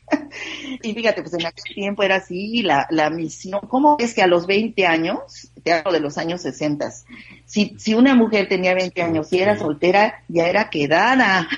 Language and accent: Spanish; Mexico; also born or lived in Rosarito, Baja California; en este momento me encuentro en mi país, en México.